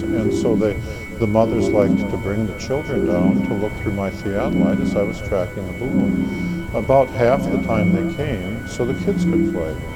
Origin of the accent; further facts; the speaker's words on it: Wisconsin, United States; moved away as an adult; I was born in Wisconsin